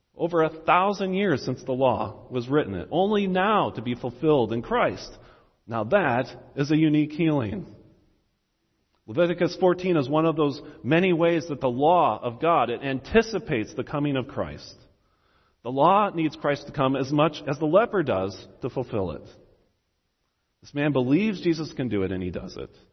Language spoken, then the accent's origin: English; United States; as an American